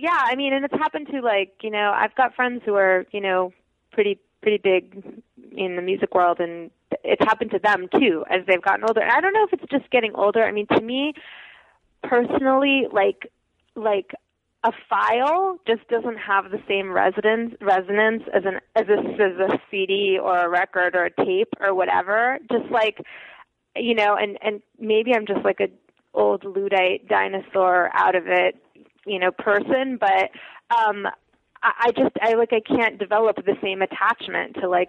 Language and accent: English; Russia; born there; because I was born in the Soviet Union.